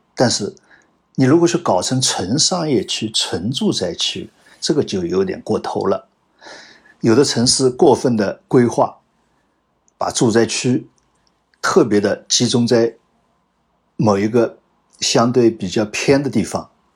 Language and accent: Chinese; China; 我们中国人